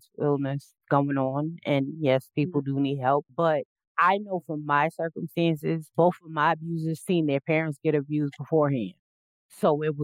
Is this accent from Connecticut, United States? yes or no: no; South Carolina, United States; moved away; I'm from originally from South Carolina